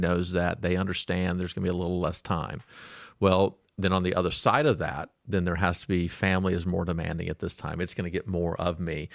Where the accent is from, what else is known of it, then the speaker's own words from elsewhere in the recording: Fort Smith, Arkansas, United States; now in Auburn, California, United States; I was born in Fort Smith, Arkansas